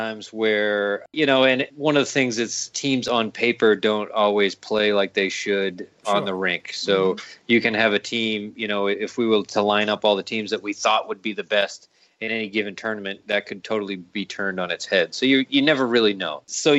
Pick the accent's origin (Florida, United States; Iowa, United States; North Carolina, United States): North Carolina, United States; Raleigh; Sorry, I assume everybody knows everything, but we're originally from Raleigh.